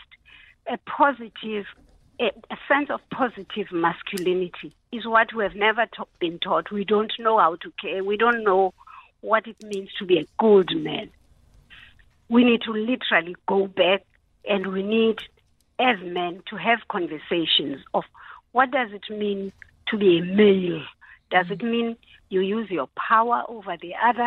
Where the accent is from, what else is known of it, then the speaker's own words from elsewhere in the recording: South Africa; as a South African society